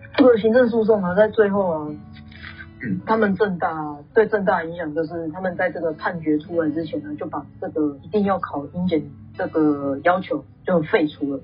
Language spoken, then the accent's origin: Chinese; Taiwan; 但我们台湾人的英文真的有这么烂吗？